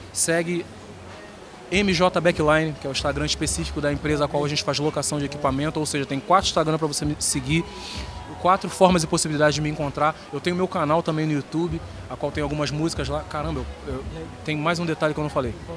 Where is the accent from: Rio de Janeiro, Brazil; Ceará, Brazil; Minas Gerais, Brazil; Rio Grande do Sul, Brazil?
Rio de Janeiro, Brazil; moved away as an adult; now in Santa Catarina, Brazil; eu sou natural do Rio de Janeiro. Vivo aqui em Santa Catarina há exatamente 12 anos